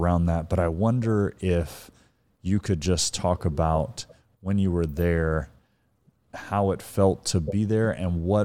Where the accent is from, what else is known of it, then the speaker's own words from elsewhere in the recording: the South, Southern United States, United States; as a Southerner, we say that all the time